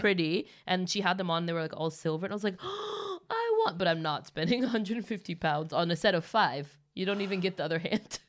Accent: Los Angeles, California, United States; moved away as an adult; now in Stockholm, Sweden; me growing up in L

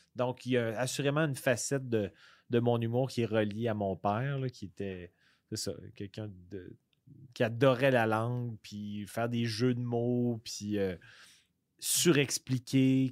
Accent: Quebec City, Quebec, Canada; moi, je viens de la région de Québec

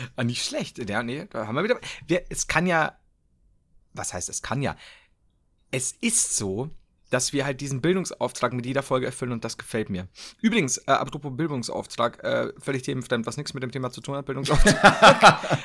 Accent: Bavaria, Germany; bei uns in Bayern

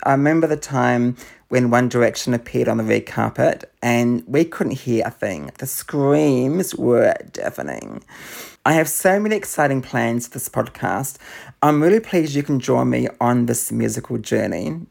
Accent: Auckland, New Zealand; I grew up in Auckland in New Zealand.

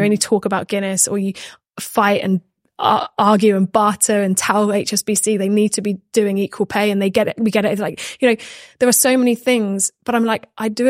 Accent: Minehead, South West England, United Kingdom; I'm just from Minehead. Like, I just played rugby and now I'm here

